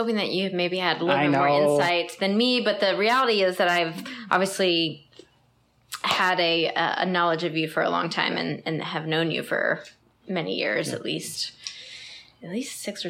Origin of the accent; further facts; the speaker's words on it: Northern Virginia, United States; also born or lived in Arlington, Virginia / Herndon, Virginia / Loudoun County, Virginia; I grew up in Northern Virginia.